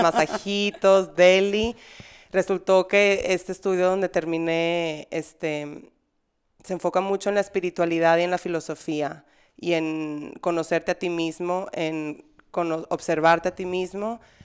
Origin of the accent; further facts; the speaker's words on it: Monterrey, Nuevo León, Mexico; moved away; also born or lived in Spain; en Monterrey, al menos en la sociedad que yo crecí, era muy cerrada